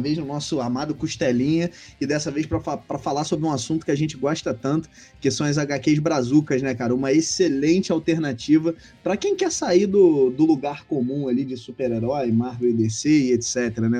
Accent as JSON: {"language": "Portuguese", "region": "Rio de Janeiro", "country": "Brazil", "accent": "carioca", "said": "eu, eu sou carioca, né? Deve, a galera que não sabe ainda aí, que é nosso ouvinte, deve perceber por conta do sotaque"}